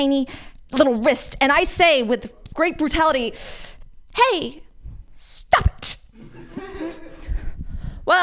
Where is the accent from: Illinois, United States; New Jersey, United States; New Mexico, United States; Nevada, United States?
Nevada, United States; Las Vegas; also born or lived in San Francisco Bay Area; now in San Francisco, United States; I grew up in Las Vegas at first, so it's nice and sunny